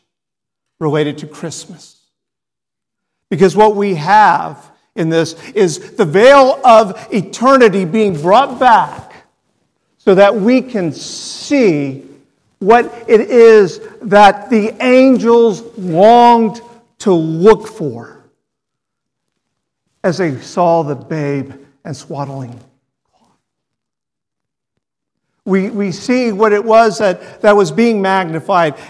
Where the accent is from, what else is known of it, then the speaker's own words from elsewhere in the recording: Texas, United States; I'm a Texan